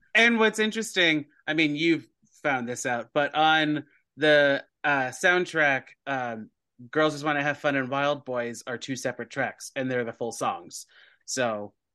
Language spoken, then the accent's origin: English; United States; we're American